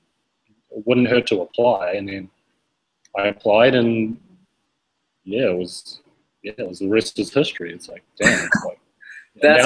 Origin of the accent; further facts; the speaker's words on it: New Zealand; moved away; I'm originally from New Zealand, and I run my own business online